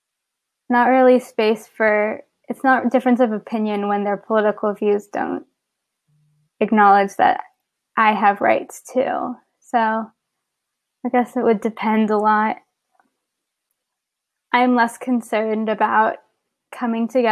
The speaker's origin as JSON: {"language": "English", "town": "San Antonio", "region": "Texas", "country": "United States", "moved": "yes", "lives_now": "Baltimore, United States", "said": "I live in Baltimore, Maryland right now, but I'm originally from San Antonio, Texas"}